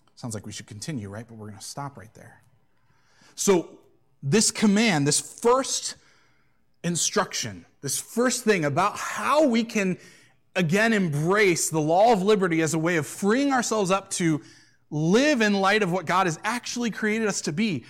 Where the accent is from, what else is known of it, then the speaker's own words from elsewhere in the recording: United States; as American Christians